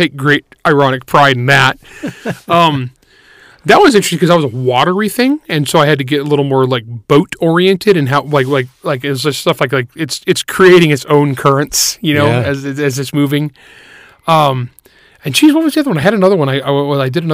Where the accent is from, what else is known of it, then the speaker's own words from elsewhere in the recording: California, United States; I grew up in California